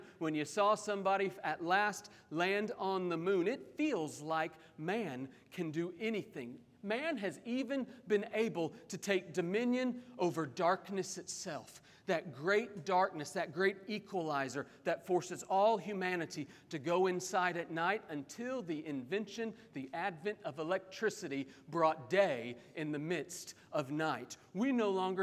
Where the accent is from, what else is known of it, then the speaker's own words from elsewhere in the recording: Oklahoma City, Oklahoma, United States; moved away; growing up in Oklahoma City